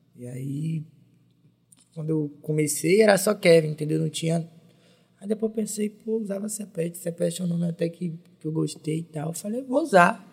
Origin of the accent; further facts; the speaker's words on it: Brazil; eu sou da Estrada Velha